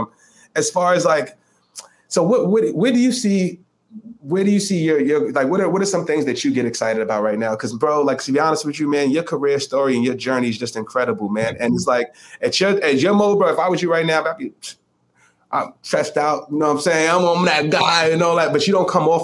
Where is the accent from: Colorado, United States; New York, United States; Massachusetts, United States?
New York, United States; New York City; from Evander Childs High School in the Bronx